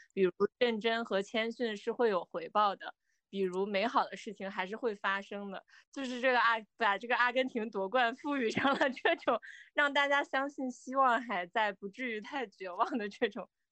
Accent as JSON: {"language": "Chinese", "country": "China", "said": "尤其是我们中国人对于这种第三世界的兄弟姐妹"}